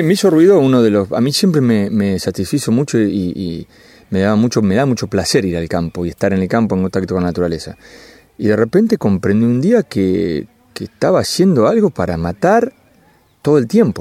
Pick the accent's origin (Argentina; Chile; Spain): Argentina; Lincoln, Buenos Aires Province; yo, soy de Lincoln